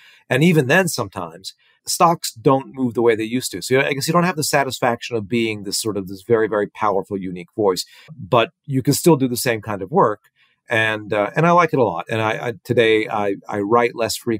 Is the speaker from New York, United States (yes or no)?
yes; New York City, New York, United States; I grew up in New York City